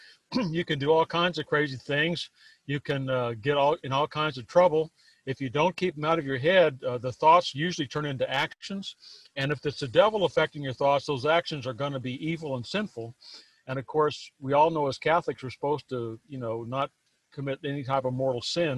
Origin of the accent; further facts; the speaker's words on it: Texas, United States; I was born here in Texas, and I was raised on a farm and ranch, and I grew up out there